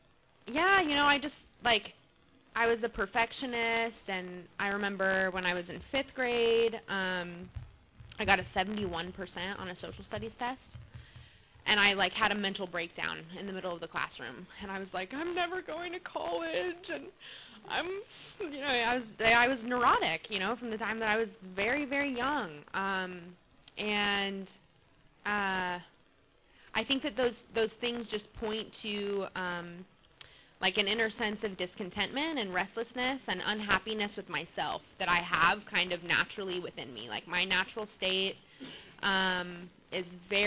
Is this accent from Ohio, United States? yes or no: no; Albuquerque, New Mexico, United States; now in Mission Viejo, United States; I was born in Albuquerque, New Mexico, and I had a pretty chaotic family life.